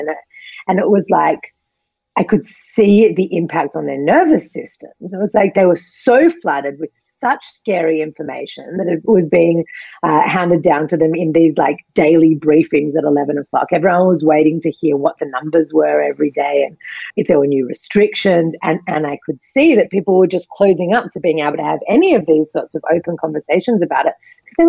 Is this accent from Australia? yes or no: yes; Australia; moved away; I'm from Australia.